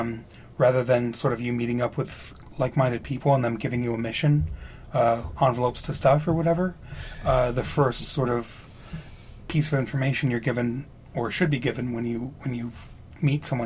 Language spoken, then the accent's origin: English; Grand Rapids, Michigan, United States; moved away as an adult; I'm originally from Michigan. And the town that I grew up in, which is a small town called Grand Rapids